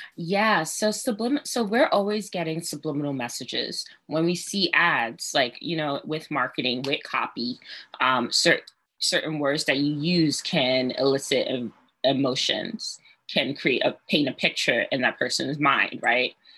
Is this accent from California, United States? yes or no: no; New York City, New York, United States; I'm from Brooklyn.